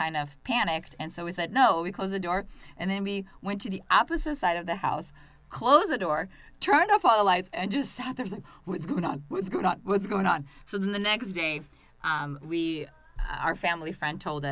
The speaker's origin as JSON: {"language": "English", "country": "Russia", "tie": "born or raised there", "second_language": "English", "moved": "yes", "lives_now": "United States", "said": "growing up in Russia"}